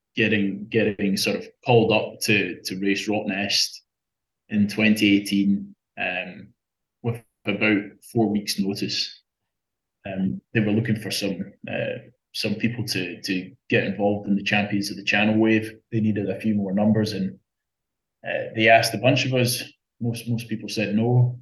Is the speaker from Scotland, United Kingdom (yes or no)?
yes; Scotland, United Kingdom; moved away as an adult; now in Australia; I'm, I'm not from here in Australia. I, I, I grew up in Scotland.